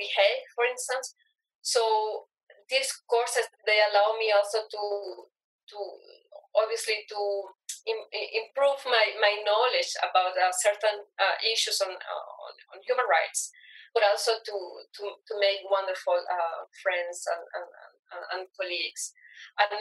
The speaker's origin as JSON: {"language": "English", "country": "Venezuela", "moved": "yes", "said": "I am from Venezuela."}